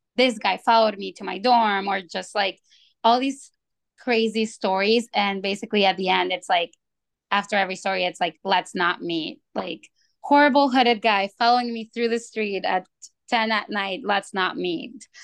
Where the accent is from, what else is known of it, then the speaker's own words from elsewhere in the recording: Mexico; also born or lived in Tucson, United States; now in Chicago, United States; I was raised in Mexico